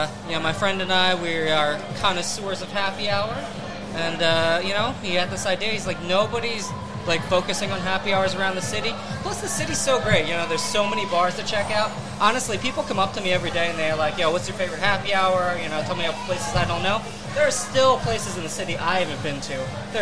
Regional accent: Allentown, Pennsylvania, United States; moved away as an adult; also born or lived in Los Angeles; now in Philadelphia, United States; So I grew up in Allentown.

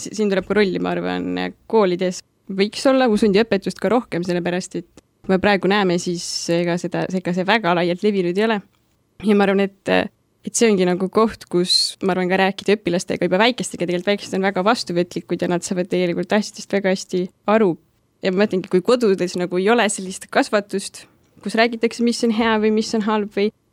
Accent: Saare County, Estonia; moved away as an adult; also born or lived in Kuressaare; now in Tartu, Estonia; pärit olen Saaremaalt, ühest väiksest külakesest ja olen käinud seal koolis, väikses maakoolis

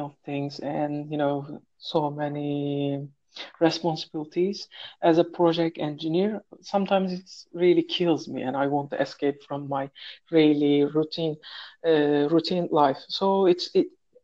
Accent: Turkey; English is a second language; moved away as an adult; now in Saudi Arabia; from Turkey. I am living in another country right now. In Saudi Arabia

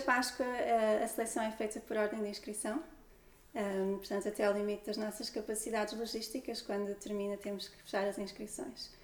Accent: near Lisbon, Portugal; os meus avós já vieram para Lisboa e o meu pai também veio estudar para Lisboa e eu nasci, nasci aqui perto

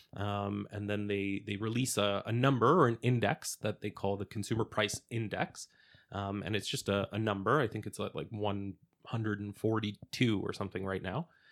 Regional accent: Edmonton, Alberta, Canada; I, I grew up here in Alberta and Edmonton

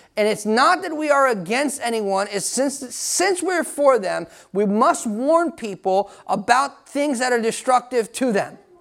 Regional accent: United States; I'm American too

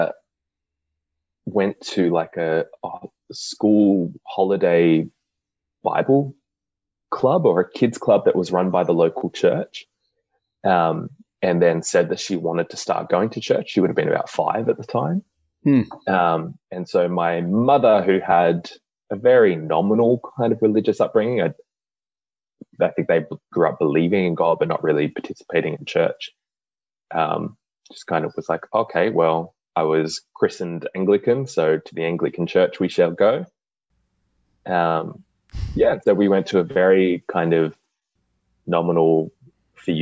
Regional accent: Sydney, New South Wales, Australia; also born or lived in Canberra; I grew up in Western Sydney

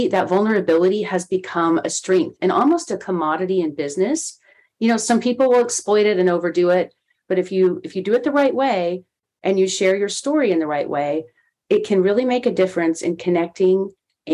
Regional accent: Texas, United States; at a radio station in my hometown in Texas where I grew up

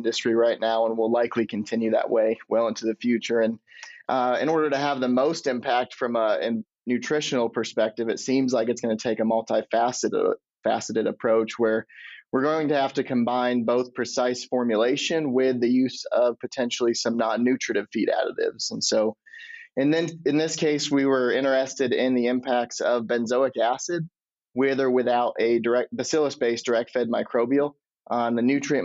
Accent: Michigan, United States; moved away as an adult; also born or lived in Illinois; now in Iowa, United States; I'm originally from Michigan, but did my undergrad in Illinois

